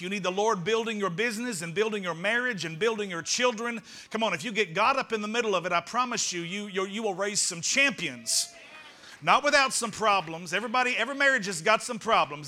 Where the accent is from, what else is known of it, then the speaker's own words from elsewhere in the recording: United States; I am an American